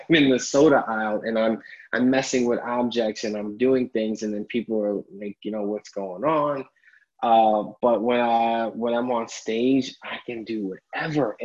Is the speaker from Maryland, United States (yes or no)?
no; New York City, New York, United States; I grew up in Harlem, spent most of my life there